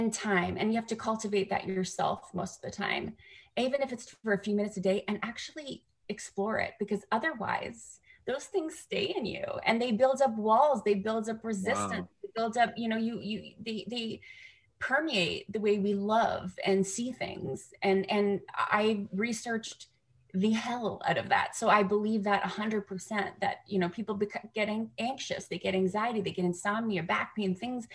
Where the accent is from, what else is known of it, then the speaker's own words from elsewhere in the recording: Canada; now in United States; I'm a Canadian in America who can vote now